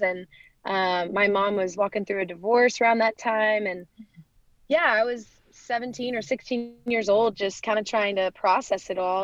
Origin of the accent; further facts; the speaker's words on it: Dallas, Texas, United States; I grew up in Dallas, Texas